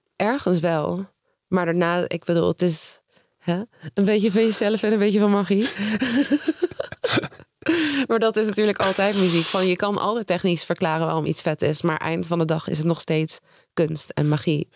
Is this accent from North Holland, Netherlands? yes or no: no; Nijmegen, Gelderland, Netherlands; ik kom uit Nijmegen